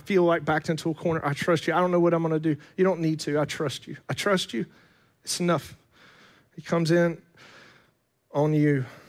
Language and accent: English; Fletcher, North Carolina, United States; born there; I come from around here. I was born in Fletcher.